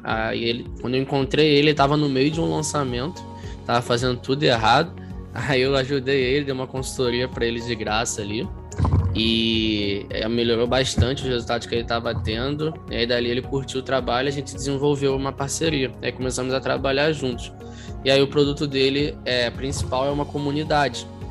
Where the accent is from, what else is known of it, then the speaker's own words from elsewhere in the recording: Rio de Janeiro, Brazil; eu sou aqui do Rio, é, do Rio de Janeiro, tenho 26 anos